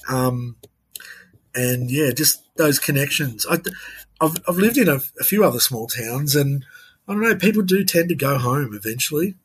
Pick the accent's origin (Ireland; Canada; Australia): Australia; Tamworth, New South Wales; also born or lived in Sydney; as a young person growing up in Tamworth, it was you're either a townie or you're you're a rural kid